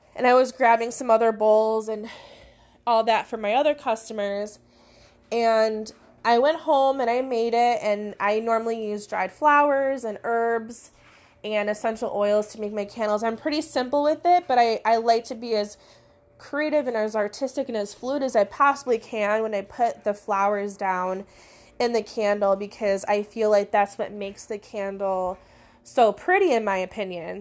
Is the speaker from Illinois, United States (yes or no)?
yes; Crystal Lake, Illinois, United States; I'm from Illinois in the Crystal Lake area. That's where my in-person business is.